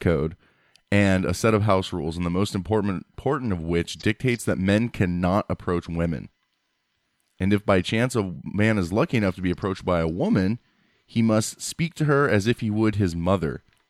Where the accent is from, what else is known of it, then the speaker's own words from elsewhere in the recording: United States; I'm being American